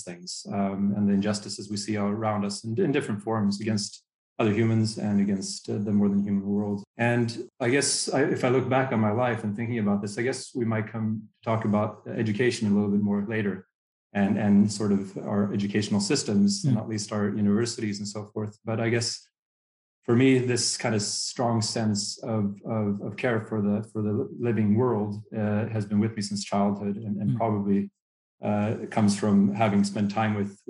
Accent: Uppsala, Uppsala County, Sweden; also born or lived in United States; I spend most of my life in Sweden, in and around the city of Uppsala

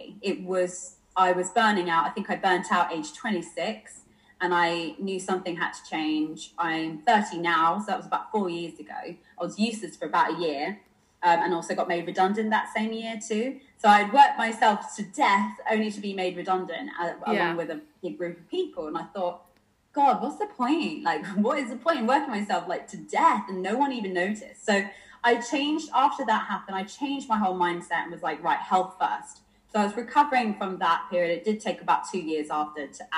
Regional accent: Bournemouth, South West England, United Kingdom; moved away as an adult; also born or lived in London; now in Bournemouth, United Kingdom; I was originally from Dorset. I was from Bournemouth.

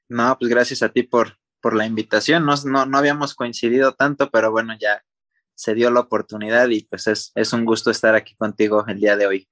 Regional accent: Morelia, Michoacán, Mexico; ahí en, en Morelia, de donde yo soy

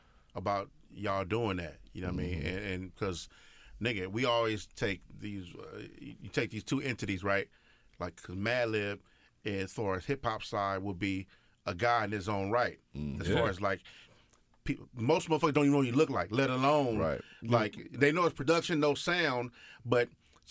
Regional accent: West Coast, United States; I'm from the West Coast and I'm a rapper, so a producer always hit me like, "Yo, I got that hot West Coast shit."

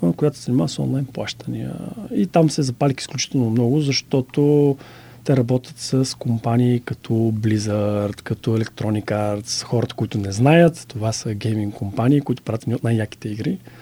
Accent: Bulgaria; moved away as an adult; also born or lived in Netherlands; съм от България

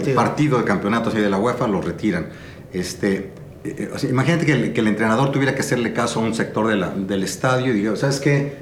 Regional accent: Mexico City, Mexico; nací en la Ciudad de México, mis padres eran de Tampico, nos tuvieron en la Ciudad de México y bueno, eh, soy, cursé con maristas 12 años, jesuitas 5 años en la Ibero

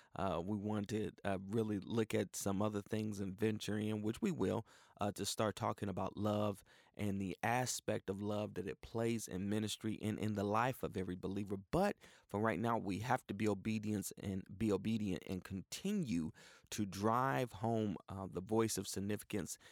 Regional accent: Cleveland, Ohio, United States; also born or lived in Tulsa, Oklahoma; now in Houston, United States; I grew up with in Cleveland, Ohio

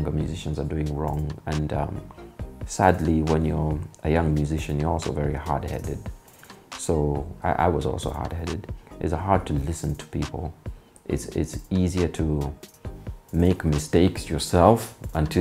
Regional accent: Kenya; we're used to, you know, Kenyans

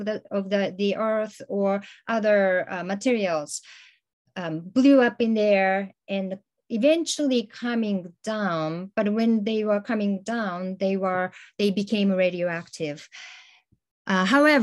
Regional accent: Hiroshima, Japan; I was growing up in Hiroshima

